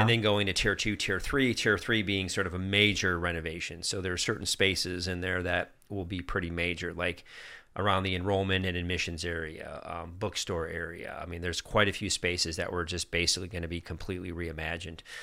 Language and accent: English; Germany; moved away; also born or lived in upstate New York; I grew up in Germany